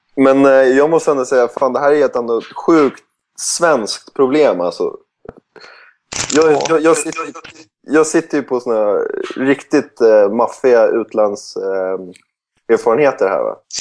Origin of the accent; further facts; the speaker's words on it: Sweden; moved away; Som svensk